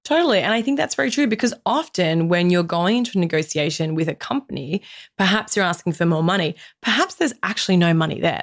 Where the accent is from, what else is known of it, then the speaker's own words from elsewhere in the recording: Australia; as an Australian woman in my mid-thirties